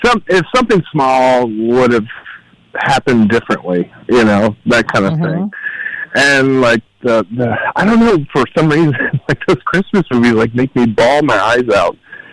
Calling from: Cleveland, Ohio, United States

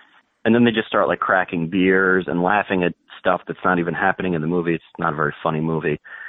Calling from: Morristown, New Jersey, United States; New Jersey, Morristown.

